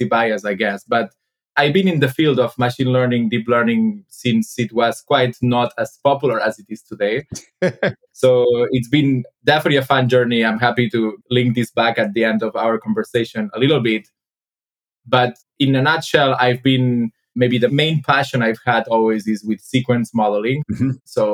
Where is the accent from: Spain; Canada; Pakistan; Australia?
Spain; moved away as an adult; also born or lived in Berkeley, California; now in London, United Kingdom; I'm originally from Spain, so I moved to London in 2016, where I joined DeepMind